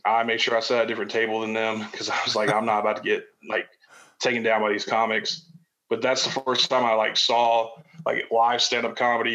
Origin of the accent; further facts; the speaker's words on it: Chicago, Illinois, United States; now in Nashville, United States; as a kid, I grew up in Chicago. That's where I'm from originally, and I live in Nashville now